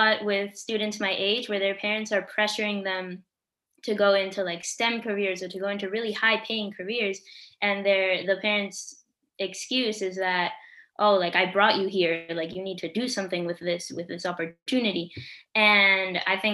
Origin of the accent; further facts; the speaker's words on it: Ohio, Florida, United States; first language Spanish; English is a second language; I was born in Ohio.